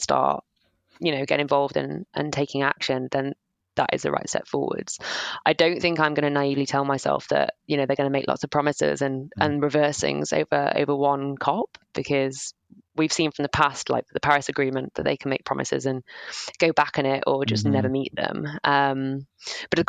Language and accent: English; Sheffield, Yorkshire and the Humber, United Kingdom; also born or lived in south of England; now in England; I'm from Sheffield, so not too far from the district. Yeah, I live down south now